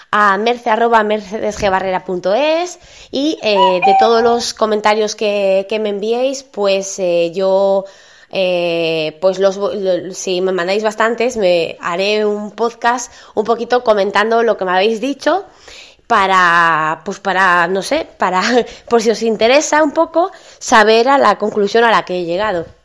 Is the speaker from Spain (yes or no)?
yes; northern Spain, Spain; a lo mejor yo, como soy del norte de España, a lo mejor soy más, soy más fría o lo que sea